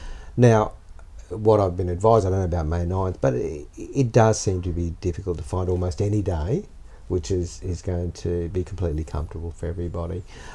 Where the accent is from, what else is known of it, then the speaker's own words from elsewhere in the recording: Australia; I can comment on them as an Australian, but not necessarily as a Chinese Australian.